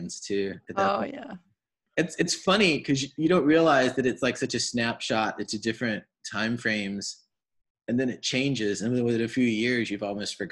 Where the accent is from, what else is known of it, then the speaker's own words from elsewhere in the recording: Charleston, South Carolina, United States; I was growing up in Charleston at that point in time